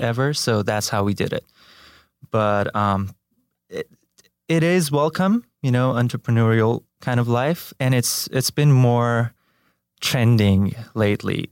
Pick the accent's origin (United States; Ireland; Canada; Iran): Iran; moved away as an adult; also born or lived in Tehran; I was born and raised in Iran, in a Baha'i family